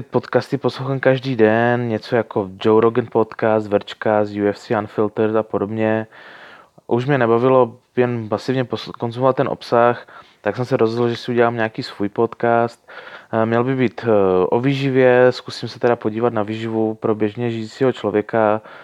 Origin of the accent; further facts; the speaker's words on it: Ostrava, Moravian-Silesian Region, Czechia; now in Prague, Czech Republic; Původně jsem z Moravy, nebo spíš ze Slezska, k- okolo Ostravy